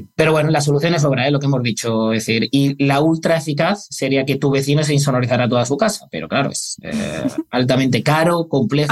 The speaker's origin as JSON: {"language": "Spanish", "town": "Granada", "region": "Andalusia", "country": "Spain", "said": "yo soy de Granada"}